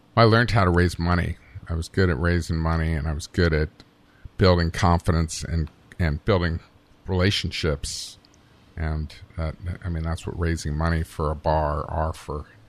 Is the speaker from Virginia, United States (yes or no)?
yes; Bristol, Virginia, United States; moved away; I'm from Bristol, Virginia, which is on the border with Tennessee